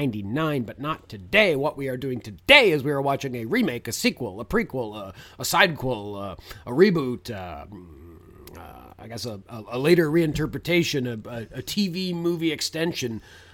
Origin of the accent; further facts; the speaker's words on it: Canada; because Brendan and I grew up in Canada